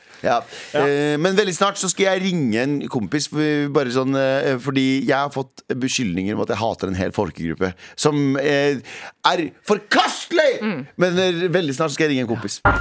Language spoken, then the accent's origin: Norwegian; Norway